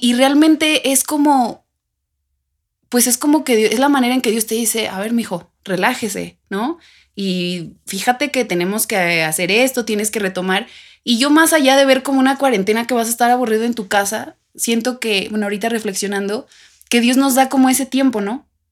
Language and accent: Spanish; Mexico; como algunos mexicanos